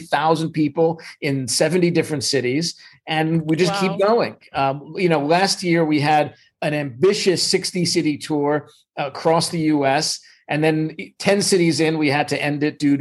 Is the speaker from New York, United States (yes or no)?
yes; New York, United States; now in Los Angeles, United States; I'm originally from New York